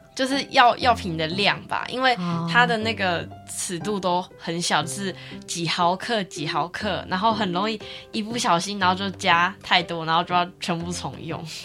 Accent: Kaohsiung, Taiwan; 我是高雄人

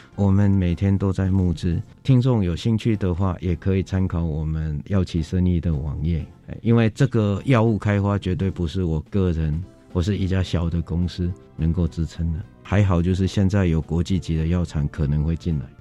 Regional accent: Taiwan; 我们台湾人民

